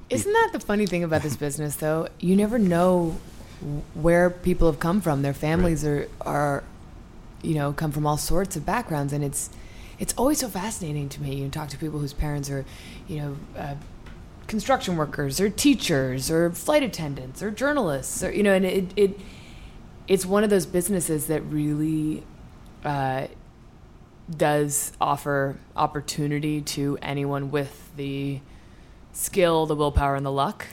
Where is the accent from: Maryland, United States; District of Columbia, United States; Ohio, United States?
District of Columbia, United States; Washington; moved away as an adult; also born or lived in New York City / Ireland / Southern California; moved to D.C. when I was four, and grew up in Georgetown.